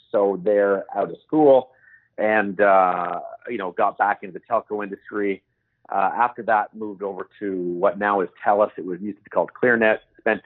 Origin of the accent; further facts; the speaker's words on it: Toronto, Ontario, Canada; also born or lived in Saudi Arabia; I grew up around the Toronto area in Canada